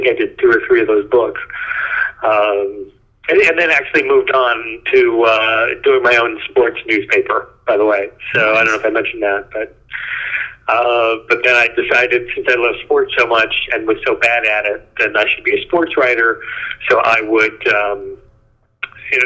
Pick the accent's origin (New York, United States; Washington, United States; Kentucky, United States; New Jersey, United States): Washington, United States; Seattle; now in Los Angeles, United States; I grew up in Seattle